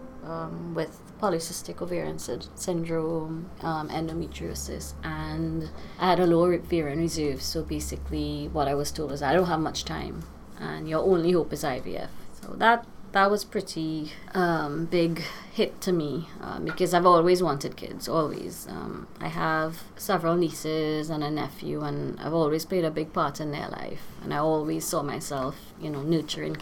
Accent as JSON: {"language": "English", "country": "Trinidad & Tobago", "said": "I'm from Trinidad"}